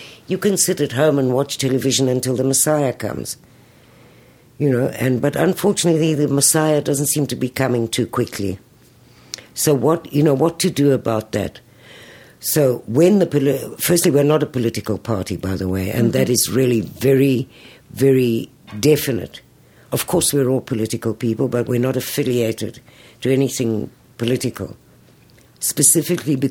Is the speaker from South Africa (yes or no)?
yes; South Africa; now in Tel Aviv, Israel; I grew up in South Africa